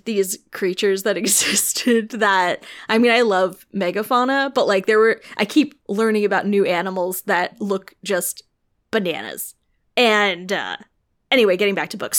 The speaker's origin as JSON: {"language": "English", "region": "Illinois", "country": "United States", "said": "I'm from Illinois."}